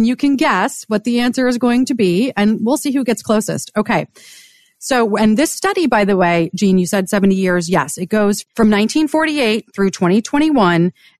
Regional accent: Washington, District of Columbia, United States; and I grew up on Capitol Hill, and I'll date myself.

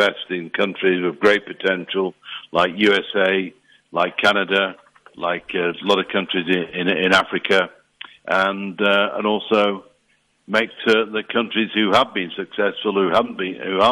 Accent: England, United Kingdom; I can't help being English

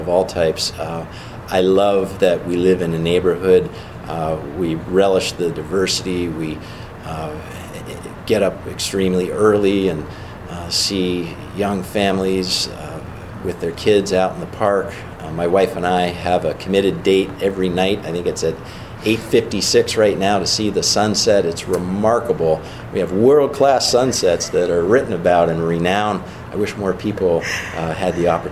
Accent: Pittsburgh, Pennsylvania, United States; now in Erie, United States; with my Pittsburgh roots

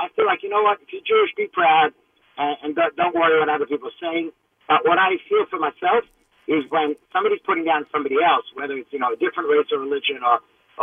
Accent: Australia; now in New York, United States; I live here in New York, but I'm from Australia

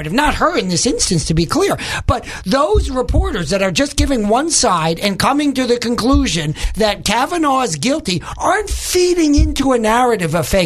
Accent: New York, United States; now in Little Rock, United States; I'm originally from New York

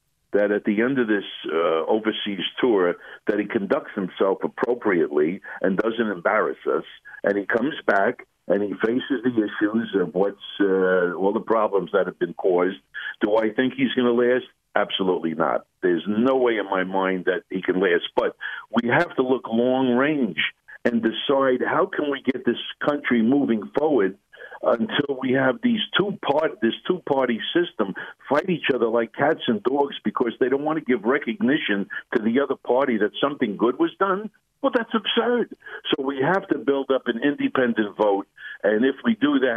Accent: United States; we as American people

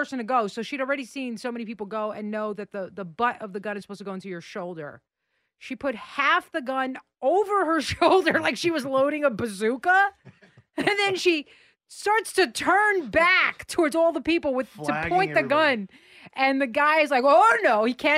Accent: New York City, New York, United States; I grew up in the Bronx. I lived in Queens. I lived in Brooklyn.

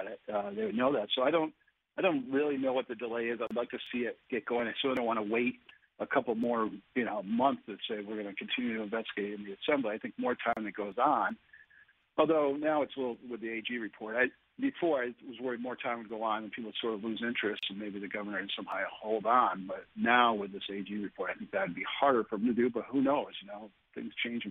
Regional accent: Oswego County, New York, United States; I'm from Oswego County

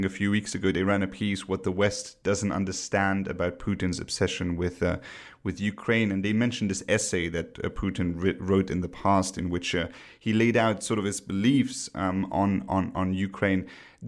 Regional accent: Luxembourg; I'm originally from Luxembourg, a small country in Europe

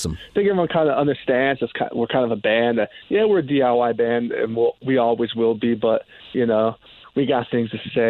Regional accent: Los Angeles, California, United States; moved away as an adult; now in Washington, D.C., United States; I'm originally from like the LA area

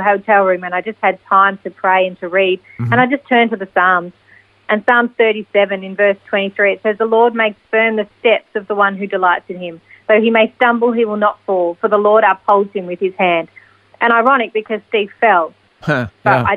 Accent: Melbourne, Victoria, Australia; we're from Melbourne

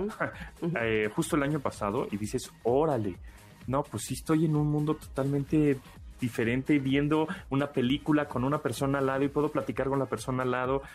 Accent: Mexico

